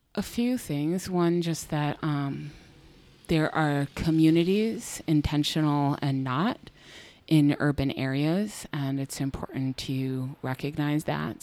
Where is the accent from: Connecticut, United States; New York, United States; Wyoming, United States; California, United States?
New York, United States; Buffalo; also born or lived in Canandaigua; I was born in a house in North Buffalo